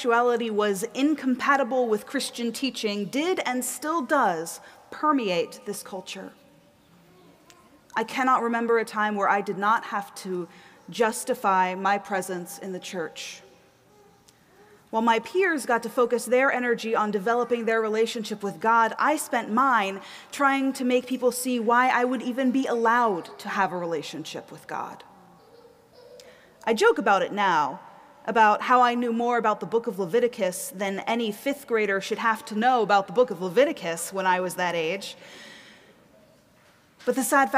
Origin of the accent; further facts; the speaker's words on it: the South, United States; moved away as an adult; also born or lived in East Coast; now in Minneapolis, United States; I grew up in the South, so I grew up in a time and a place